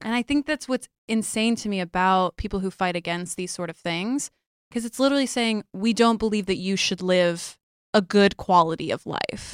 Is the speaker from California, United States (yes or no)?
no; Texas, United States; It's my home state